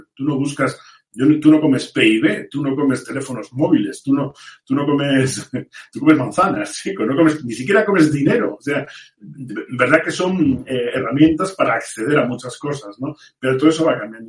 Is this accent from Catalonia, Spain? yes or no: no; Vigo, Galicia, Spain; moved away; yo como gallego de nacimiento y, habiendo estudiado allí, en el Santa Irene y en el Colla